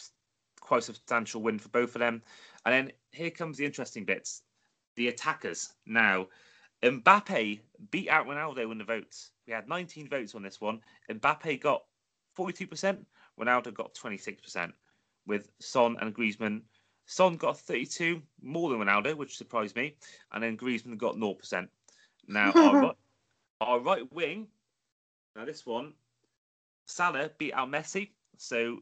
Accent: Wales, United Kingdom; I'm Welsh

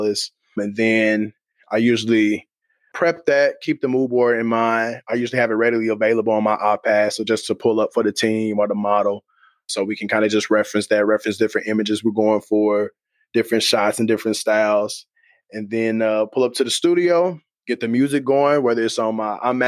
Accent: Kansas City, United States; I'm from Kansas City

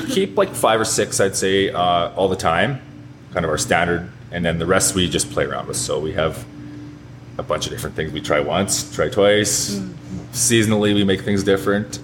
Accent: St. Walburg, Saskatchewan, Canada; grew up in St. Walburg, Saskatchewan, so only about an hour from here.

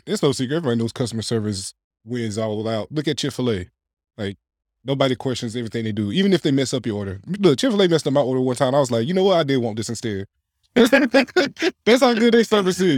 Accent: Clayton, North Carolina, United States; also born or lived in Wilson, North Carolina; I'm not from Johnson County originally, but I went to high school in Johnson County

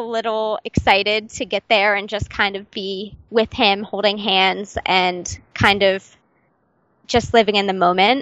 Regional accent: United States; I'm from America

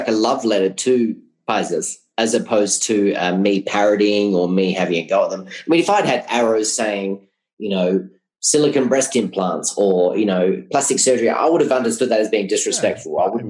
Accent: Australia; now in Colombia; Yes, I'm foreigner. Yes, I'm an Australian.

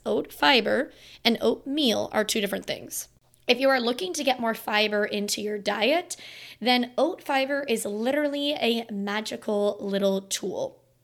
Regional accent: Florida, United States; now in Virginia, United States; my hometown in Florida

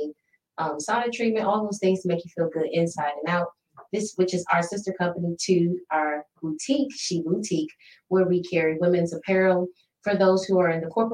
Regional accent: Toledo, Ohio, United States; moved away as an adult; also born or lived in Southeast US; the Midwest, my hometown

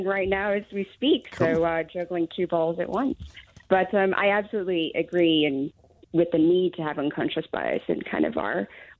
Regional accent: United States; moved away; So my background is not necessarily humble. I'm from America. So when I first moved here, I had a twofold experience.

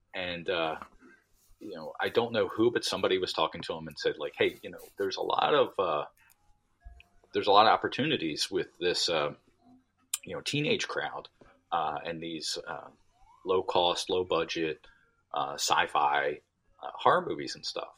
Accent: Delaware County, outside Philadelphia, Pennsylvania, United States; I'm from Delaware County. So, okay. uh, uh, you know, right outside of Philadelphia

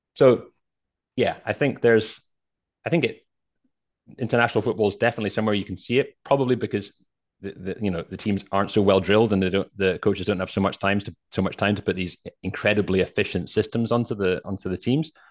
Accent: Scotland, United Kingdom; I'm a Scottish guy

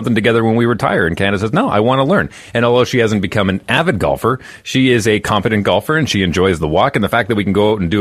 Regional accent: Fort McMurray, Alberta, Canada; moved away; I grew up in Fort McMurray, Alberta, which is 4.5 hours northeast of Edmonton.

